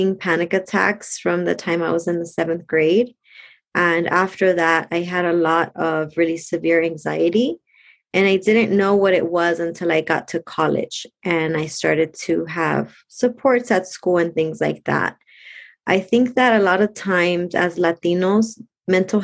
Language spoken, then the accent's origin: English; Compton, California, United States; also born or lived in Lynwood, California; I grew up in Compton and Linwood